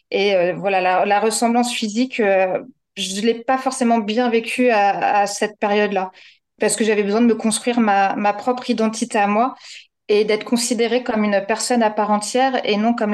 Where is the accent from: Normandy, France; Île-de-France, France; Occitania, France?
Normandy, France; now in Pont-l'Abbé, France; j'ai 38 ans. Je suis la première jumelle, puisque première née. Je vis à Pont-l'Abbé, donc normande de naissance et bigoudaine de cœur.